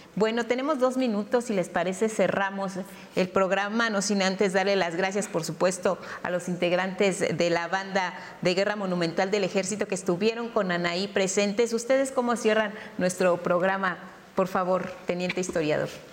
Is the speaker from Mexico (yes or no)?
yes; Mexico; como mexicanos